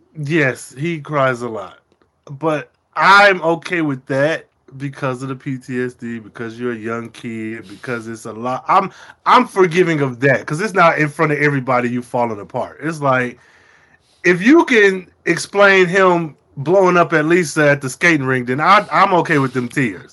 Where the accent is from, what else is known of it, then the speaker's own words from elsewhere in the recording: United States; as an American